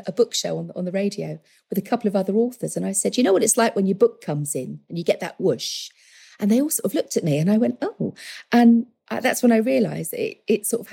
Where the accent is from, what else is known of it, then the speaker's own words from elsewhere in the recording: London, United Kingdom; moved away as an adult; also born or lived in Essex / Romford; now in West Country, United Kingdom; I was born in Stepney. My family are from East Ham, Forest Gate and North London.